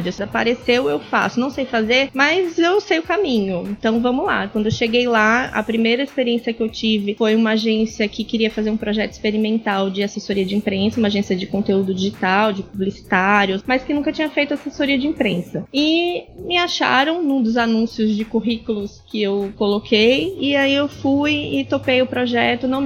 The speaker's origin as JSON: {"language": "Portuguese", "town": "Natal", "region": "Rio Grande do Norte", "country": "Brazil", "tie": "born or raised there", "also_born_or_lived": "Santos", "lives_now": "São Paulo, Brazil", "said": "bem, eu sou de Santos, mas eu cresci em Natal. Eu vim pequena, né, com seis anos, então minha formação é toda aqui."}